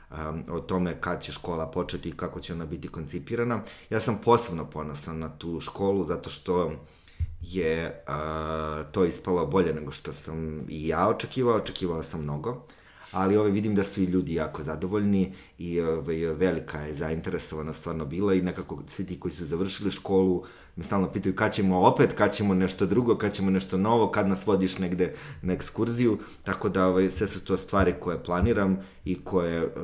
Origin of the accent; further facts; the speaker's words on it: Užice, Zlatibor District, Serbia; jer ja sam iz Užica